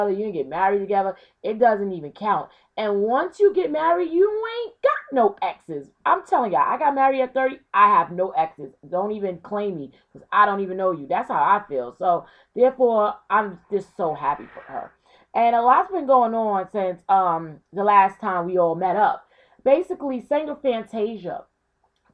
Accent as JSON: {"language": "English", "town": "Brooklyn", "region": "New York", "country": "United States", "tie": "born or raised there", "said": "growing up in Brooklyn in the 90s"}